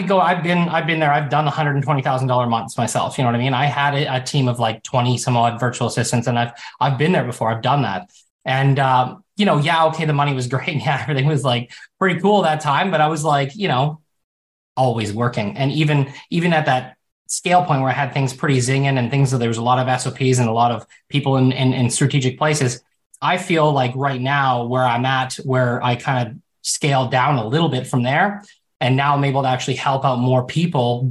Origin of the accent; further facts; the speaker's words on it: Canada; I'm Canadian.